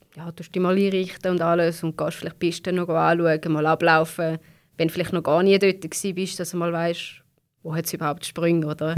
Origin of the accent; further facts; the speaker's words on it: Switzerland; bei uns in der Schweiz